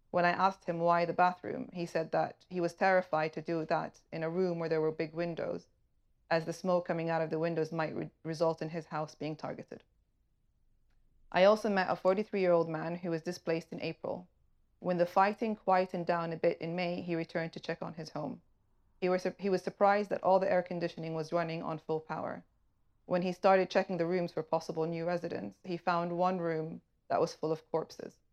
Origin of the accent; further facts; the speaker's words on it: Tripoli, Tripoli District, Libya; from Tripoli, Libya, and I was due to be with you this evening